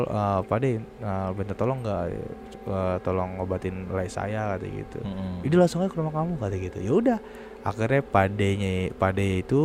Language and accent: Indonesian; Central Java, Indonesia; daerah gua Jawa Tengah akhirnya pulang kampung ke daerah gua ya kan